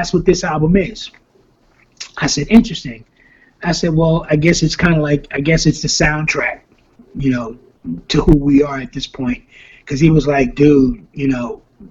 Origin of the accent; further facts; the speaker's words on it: New York City, New York, United States; we grew up together in the South Bronx